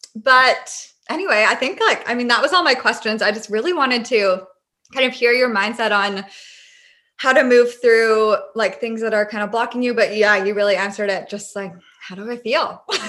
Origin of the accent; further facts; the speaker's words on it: Victoria, British Columbia, Canada; I'm from Victoria, BC. So we met, and I stayed out there for 4 months with him, and he had another place, and then we moved here. So now we're in Victoria, and we just moved into a new place.